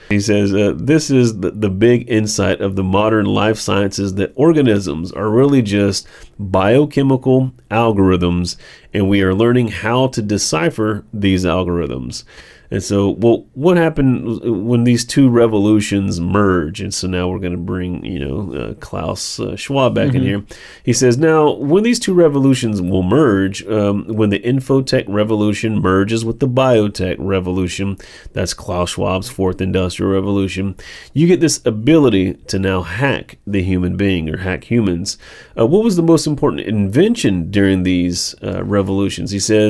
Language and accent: English; Israel; my home country of Israel is trying to build a total surveillance regime in the West Bank.